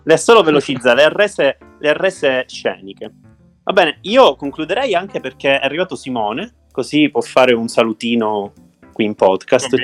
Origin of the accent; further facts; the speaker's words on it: Sicily, Italy; da siciliano